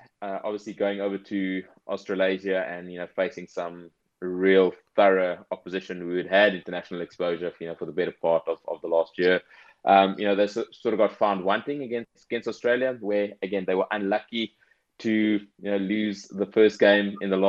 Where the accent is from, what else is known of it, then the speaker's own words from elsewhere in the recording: South Africa; as a South African